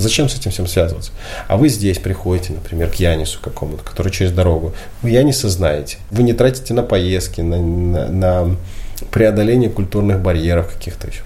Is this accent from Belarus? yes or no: yes; Belarus; мы не украинцы, мы белорусы. Мы здесь родились, мы здесь были, есть и будем